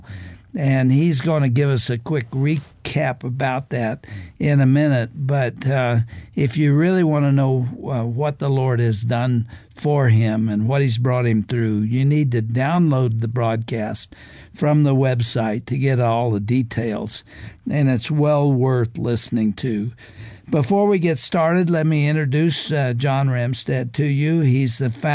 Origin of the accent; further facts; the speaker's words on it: Texas, United States; I grew up in Texas.